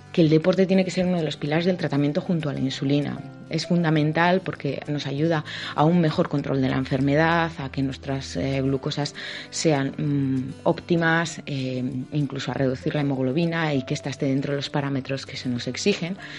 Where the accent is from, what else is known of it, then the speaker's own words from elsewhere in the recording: Bilbao, Basque Country, Spain; yo bueno soy de Bilbao, yo creo que se habrá notado un poco por el acento